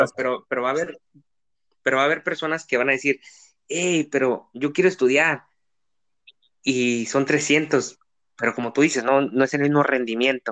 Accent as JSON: {"language": "Spanish", "country": "Mexico", "said": "como mexicanos y como estudiantes"}